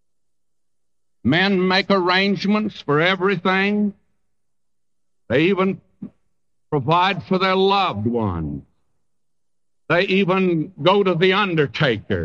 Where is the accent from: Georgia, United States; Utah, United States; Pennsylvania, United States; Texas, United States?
Texas, United States; moved away; I came from a section of the country where ants do gather grain. In Texas, the ants gather grain